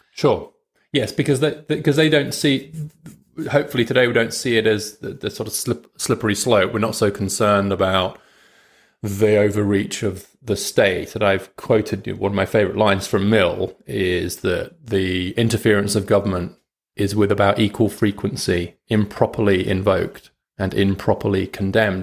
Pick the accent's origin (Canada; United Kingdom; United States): United Kingdom; as a British liberal